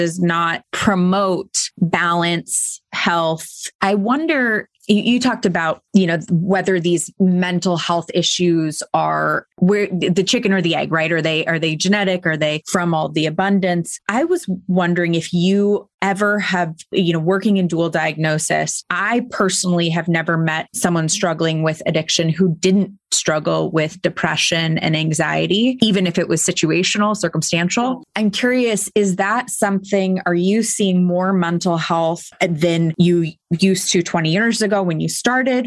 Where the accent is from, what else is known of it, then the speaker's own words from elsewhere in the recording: Silicon Valley, California, United States; I grew up in Silicon Valley